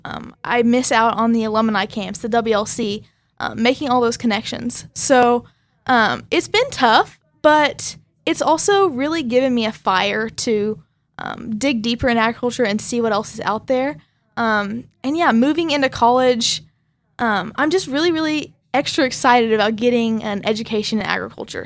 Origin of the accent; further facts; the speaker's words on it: Arcadia, Oklahoma, United States; I'm from Arcadia, Oklahoma.